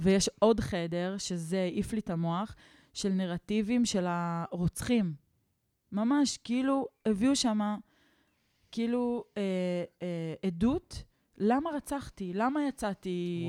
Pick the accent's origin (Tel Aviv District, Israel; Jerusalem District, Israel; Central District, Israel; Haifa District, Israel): Jerusalem District, Israel; Neve Shalom; כשעברנו לנווה שלום, כשהייתי בת שבע